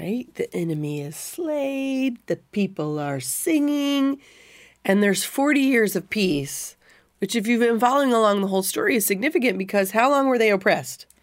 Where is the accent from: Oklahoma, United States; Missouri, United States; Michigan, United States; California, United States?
Missouri, United States; I'm in the same little town where I grew up